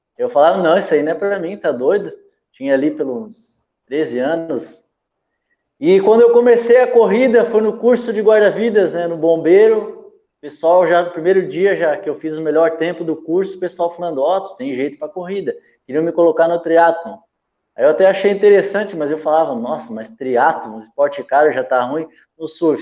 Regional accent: Bombinhas, Santa Catarina, Brazil; also born or lived in Santos, São Paulo; Eu sou santista, de vez em quando vou lá em Santos, né? É, mas saí de lá com três anos, vim morar aqui no Paraíso

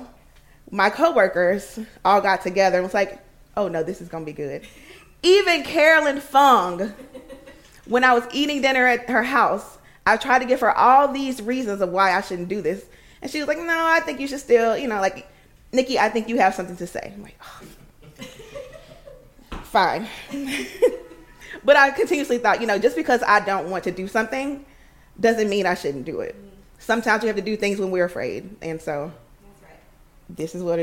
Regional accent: Alabama, United States; moved away as an adult; now in Washington, D.C., United States; I'm originally from Alabama. I moved to D.C. 10 years ago

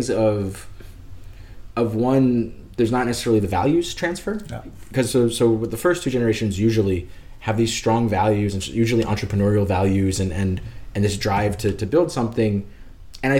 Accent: United States; now in Denmark; I'm an American. I live in, we're here in Denmark

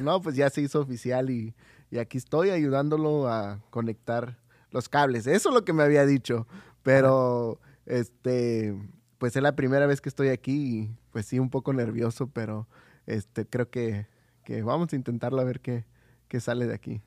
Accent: Oaxaca, Mexico; soy de Oaxaca

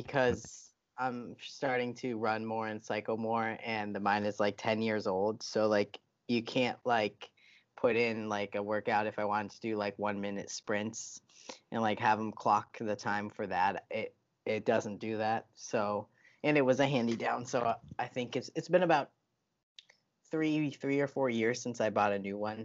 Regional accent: United States; I'm an American

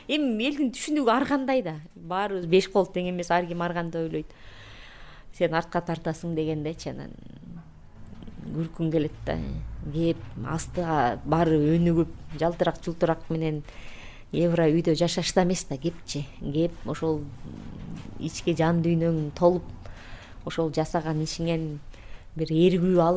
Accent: Kyrgyzstan; биз кыргызбыз

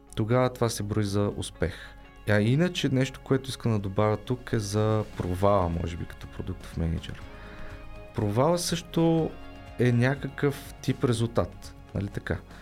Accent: Bulgaria; аз не съм българин

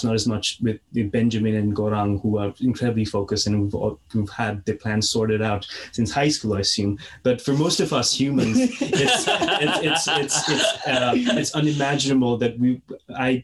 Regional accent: Nepal; moved away; I'm originally from Nepal Valley, 200 kilometers west of the capital

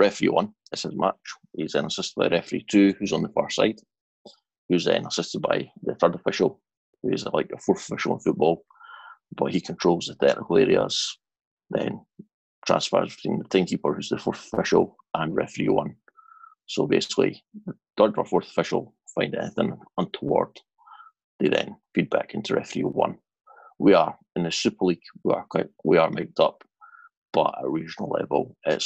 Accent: Edinburgh, Scotland, United Kingdom; moved away as an adult; now in Scottish Borders, United Kingdom; I am originally from Edinburgh, but now reside in the Scottish borders.

